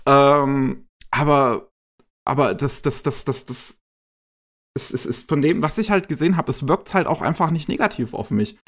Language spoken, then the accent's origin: German; Germany; bei uns in Deutschland